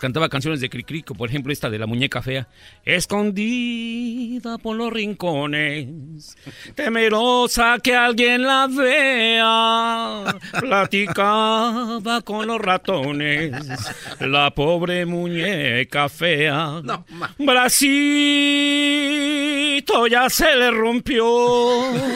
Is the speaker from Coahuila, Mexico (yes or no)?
no; Mexico City, Mexico; soy originario de la Ciudad de México